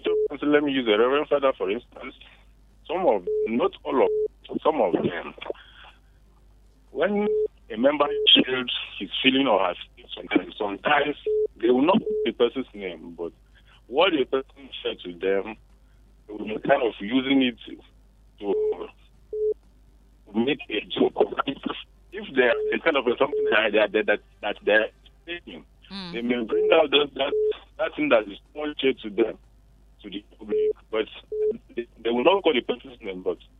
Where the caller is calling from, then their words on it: South Africa; Calling from South Africa.